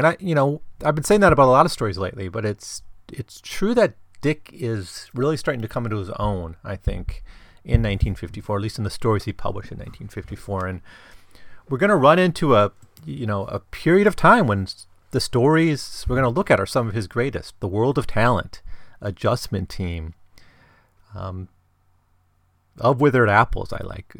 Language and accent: English; Midwest, United States; I grew up in the Midwest